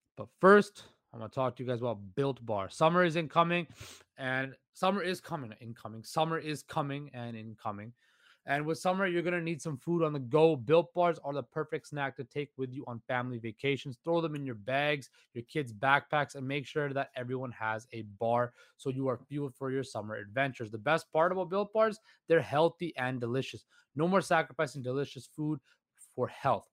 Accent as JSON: {"language": "English", "town": "Vancouver", "region": "British Columbia", "country": "Canada", "tie": "born or raised there", "said": "growing up as a child and growing up in Vancouver"}